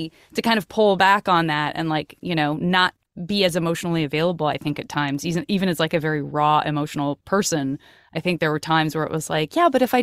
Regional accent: Tucson, Arizona, United States; I grew up in Tucson, Arizona

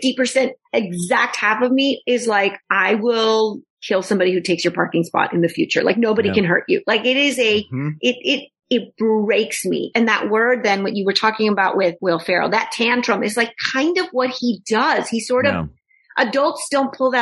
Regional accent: Texas, United States; I'm from Texas.

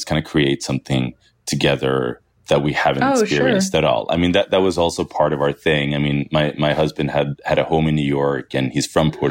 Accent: Sweden; moved away as an adult; also born or lived in Syria / London, United Kingdom; now in United States; I am from Syria. But also I've grown up in Sweden my whole life

